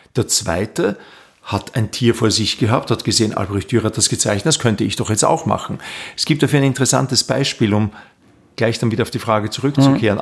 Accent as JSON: {"language": "German", "town": "Linz", "region": "Upper Austria", "country": "Austria", "tie": "born or raised there", "moved": "as an adult", "lives_now": "Vienna, Austria"}